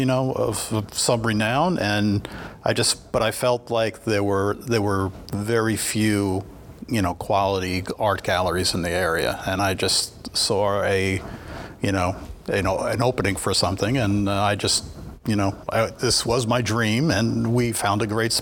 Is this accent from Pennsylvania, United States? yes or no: no; New York, United States; moved away as an adult; now in Rogers, United States; I grew up in New York and went to the School of Visual Arts in New York for 4 years in college